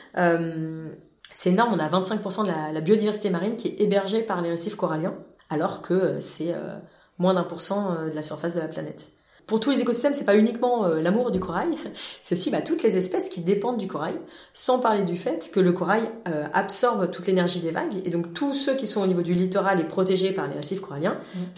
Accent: France; en tant que Français

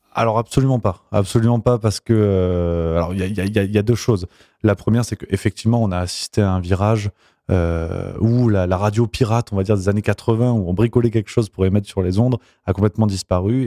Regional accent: Nîmes, Occitania, France; moved away as an adult; also born or lived in Avignon / Toulouse; je viens d'Avignon, je suis d'Avignon, j'ai grandi du côté de Nîmes.

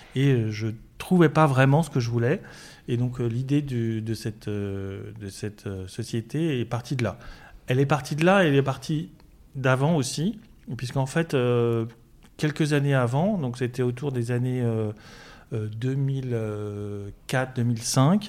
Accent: Paris, Île-de-France, France; je suis parisien

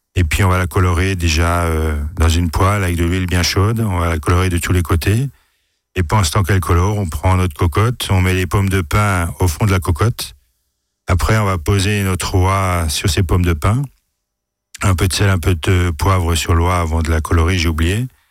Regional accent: Alsace, Grand Est, France; chez nous, en Alsace

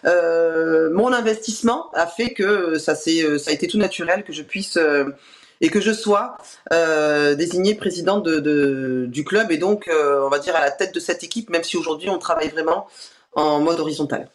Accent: Bordeaux, Nouvelle-Aquitaine, France; on est bordelais euh, depuis toujours, même si on a, on s'est déplacé un petit peu

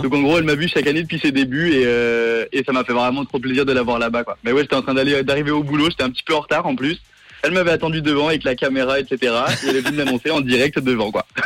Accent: Geneva, Switzerland; moved away as an adult; now in Paris, France; je suis né à Genève, j'y ai grandi jusqu'à mes vingt et un ans, et ensuite, je suis parti à Paris

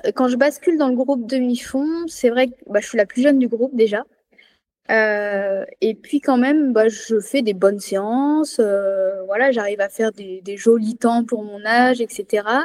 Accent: Loire, Auvergne-Rhône-Alpes, France; moved away as an adult; also born or lived in Clermont-Ferrand; now in Savoie, France; Moi, je suis née à Clermont-Ferrand, mais j'ai grandi dans la Loire

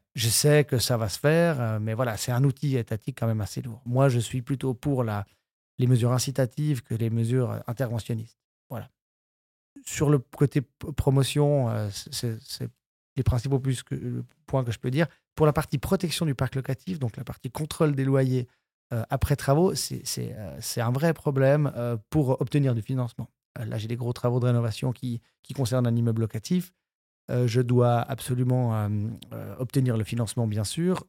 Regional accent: Switzerland; la broie pour donner ma région d'origine

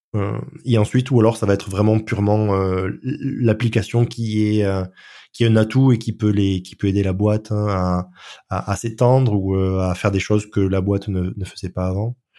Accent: France; je suis français

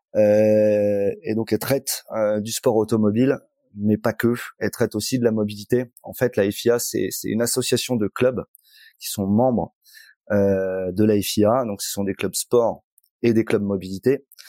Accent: Angoulême, Nouvelle-Aquitaine, France; moved away; also born or lived in Bordeaux; moi, je suis charentais, je suis d'Angoulême. j'ai fait mes études là-bas.

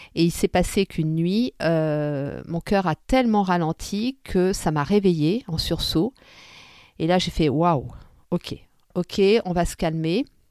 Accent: Tunisia; moved away; repartir chez moi en Tunisie

